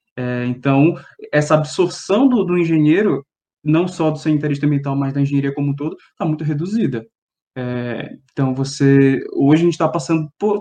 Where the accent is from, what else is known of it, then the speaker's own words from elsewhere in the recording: Belém, Pará, Brazil; moved away as an adult; now in São Paulo, Brazil; ter vindo de, de Belém, da, da UFPA, vindo para São Paulo